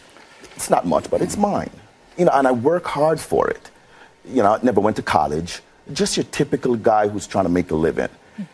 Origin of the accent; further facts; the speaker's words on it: Jamaica; I'm Jamaican. I'm black.